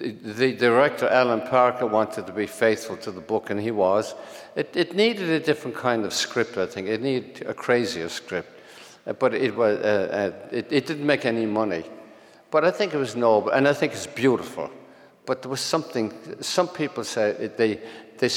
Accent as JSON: {"language": "English", "country": "Ireland", "tie": "born or raised there", "also_born_or_lived": "Brooklyn, New York", "moved": "as an adult", "lives_now": "New York, United States", "said": "That was the Ireland I grew up in, which, as it was, poverty stricken and priest ridden"}